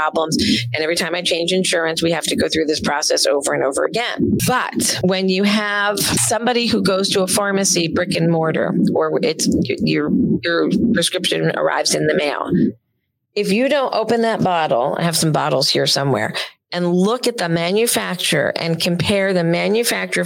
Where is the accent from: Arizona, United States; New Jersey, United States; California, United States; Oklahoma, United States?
New Jersey, United States; I'm from Jersey